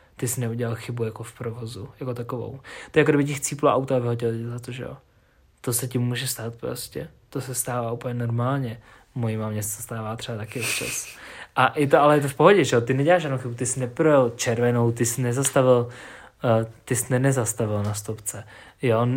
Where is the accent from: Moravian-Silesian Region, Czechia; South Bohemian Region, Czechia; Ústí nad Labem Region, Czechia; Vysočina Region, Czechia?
Ústí nad Labem Region, Czechia; Ústí nad Labem; u nás v Ústí